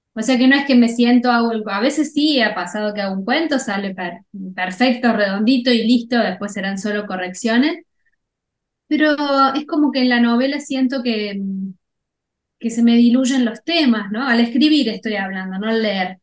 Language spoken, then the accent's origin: Spanish; Cruz del Eje, Córdoba, Argentina; yo soy de Cruz del Eje